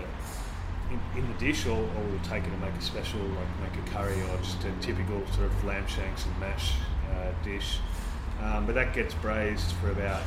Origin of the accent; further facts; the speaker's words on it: Sydney, New South Wales, Australia; my experience from growing up in Sydney